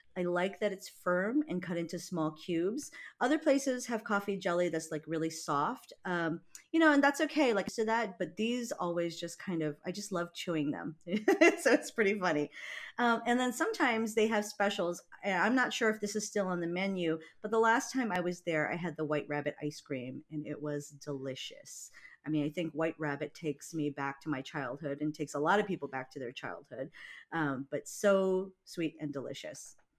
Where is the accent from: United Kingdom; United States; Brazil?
United States; Big Island of Hawaii; moved away; I'm from the Big Island of Hawaii, and Hilo is on the Big Island